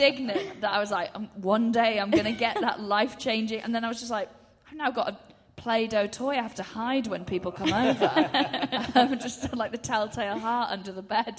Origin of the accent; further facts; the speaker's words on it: Anglesey, Wales, United Kingdom; moved away; I'm from Anglesey